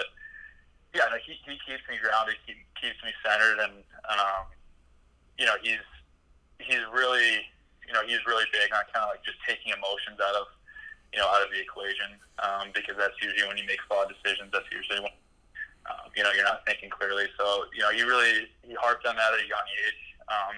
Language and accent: English; Atlanta, Georgia, United States; I grew up in Atlanta